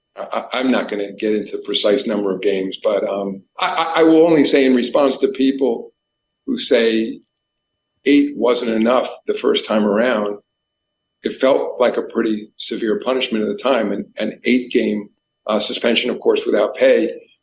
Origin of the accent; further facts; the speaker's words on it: New York, United States; I grew up in New York